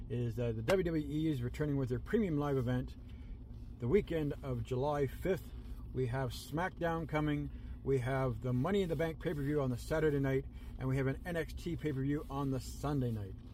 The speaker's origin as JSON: {"language": "English", "country": "Canada", "said": "Cana- being Canadian proud, we are certainly happy that."}